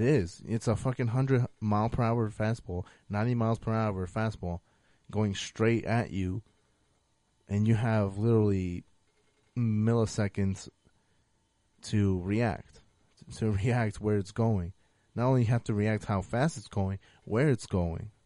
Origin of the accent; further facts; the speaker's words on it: United States; I am American